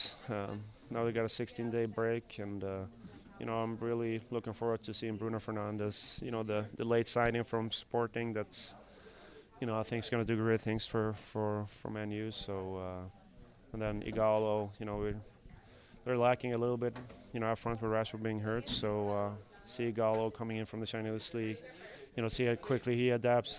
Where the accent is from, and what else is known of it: Sweden; moved away